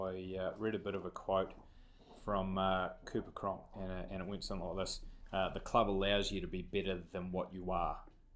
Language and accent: English; New Zealand; Being a Kiwi